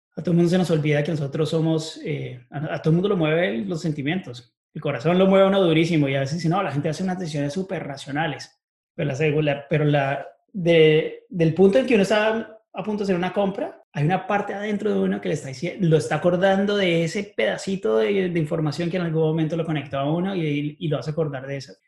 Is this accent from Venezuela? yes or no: no; Bogotá, Colombia; moved away as an adult; also born or lived in United States; now in Chicago, United States; Nací en Bogotá y estudié allá hasta que me gradué del colegio. Después me vine para Estados Unidos